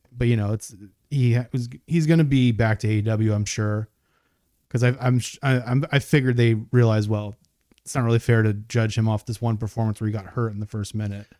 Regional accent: New York, United States; I grew up in New York, so I was familiar with E C W and W W F

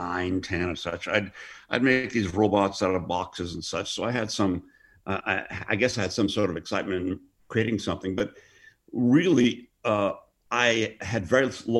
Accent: Hereford, West Midlands, United Kingdom; born there; And she had my brother in Wolverhampton, and then I was born in Hereford, England.

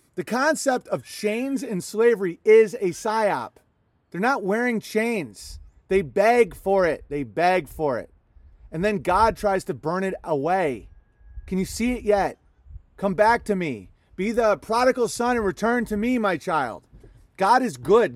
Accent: Minnesota, United States; as a Minnesotan

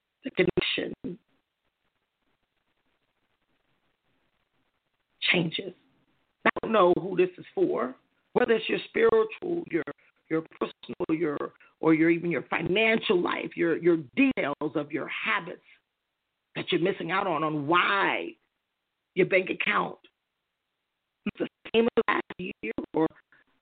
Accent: United States; born and raised in America

